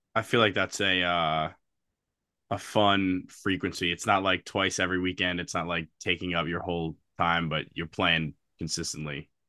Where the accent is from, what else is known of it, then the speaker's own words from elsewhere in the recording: Baltimore, Maryland, United States; moved away as an adult; now in Washington, D.C., United States; I'm from Baltimore, but I've been, I've been living in D C for a little over a year now